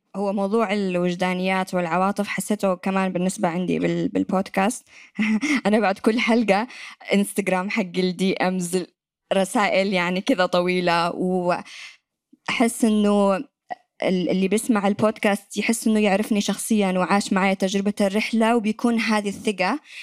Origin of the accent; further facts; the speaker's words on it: Yemen; accent: Yemeni; moved away as an adult; يمنية وأتكلم لهجة يمنية